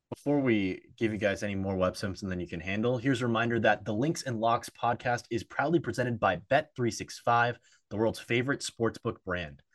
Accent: Austin, Texas, United States; in my hometown of Austin, Texas

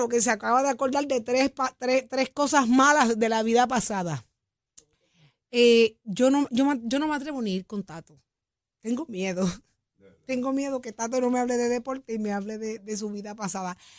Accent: Jayuya, Puerto Rico; si yo soy de Jayuya, yo tenía que pasar por ahí todos los días.

